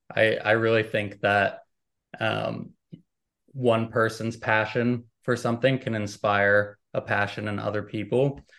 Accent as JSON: {"language": "English", "country": "United States", "said": "I'm American"}